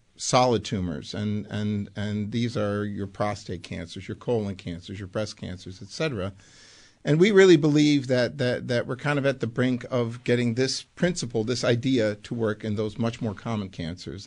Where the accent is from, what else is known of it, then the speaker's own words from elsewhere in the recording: Buffalo, New York, United States; also born or lived in Amsterdam, Netherlands; Grew up in Buffalo, proud Buffalonian